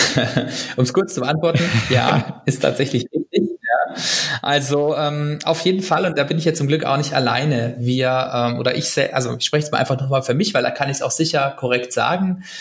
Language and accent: German; Germany; als Deutsche